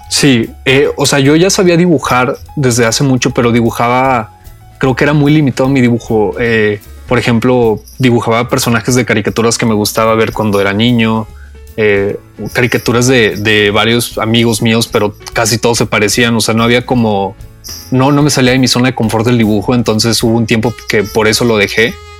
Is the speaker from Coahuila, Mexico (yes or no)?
yes; Saltillo, Coahuila, Mexico; Yo soy de Saltillo